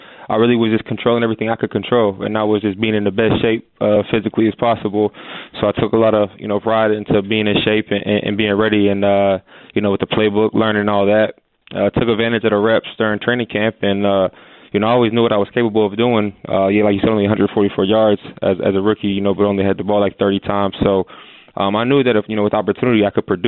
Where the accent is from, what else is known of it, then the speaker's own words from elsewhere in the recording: Erie, Pennsylvania, United States; moved away as an adult; now in Pittsburgh, United States; growing up in Erie